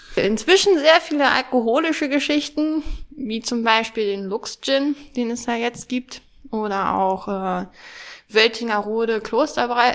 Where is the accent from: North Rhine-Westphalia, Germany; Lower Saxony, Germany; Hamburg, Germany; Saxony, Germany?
Hamburg, Germany; also born or lived in Schleswig-Holstein; now in Harz, Germany; ich bin in Hamburg geboren